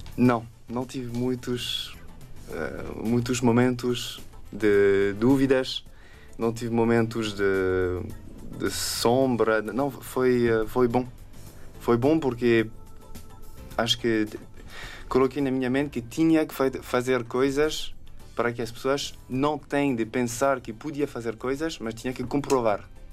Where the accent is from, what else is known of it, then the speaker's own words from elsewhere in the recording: France; Portuguese is a second language; moved away as an adult; now in Lisbon, Portugal; eu sou dos Alpes e os meus avós são de, de Lande